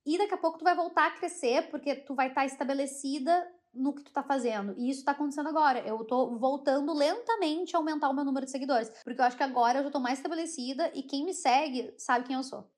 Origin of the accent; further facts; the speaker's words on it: Brazil; accent: Brazilian; moved away as an adult; now in United Kingdom; eu sou brasileira, mas eu sou branca